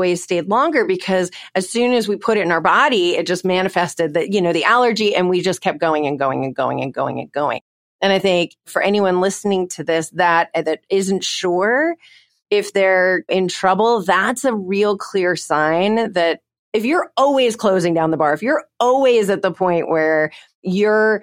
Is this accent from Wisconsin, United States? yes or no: no; Connecticut, United States; now in Texas, United States; I grew up in Connecticut